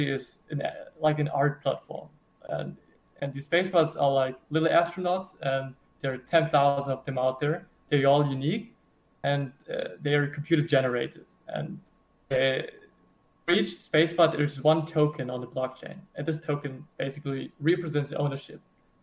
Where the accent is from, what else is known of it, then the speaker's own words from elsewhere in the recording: Germany; I'm from Germany.